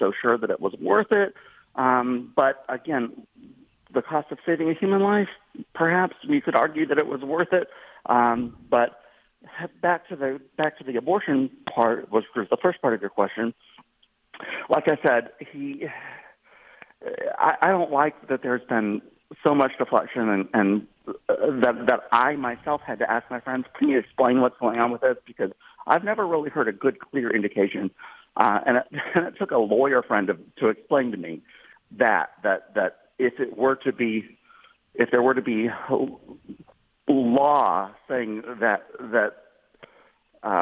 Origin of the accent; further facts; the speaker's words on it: South Carolina, United States; I'm from South Carolina.